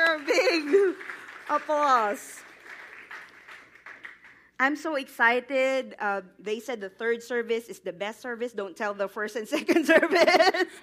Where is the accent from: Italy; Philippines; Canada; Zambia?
Philippines; Visayas; moved away as an adult; now in Atlanta, United States; I was born to a very poor family in the middle of that country. It's called the Visayas region.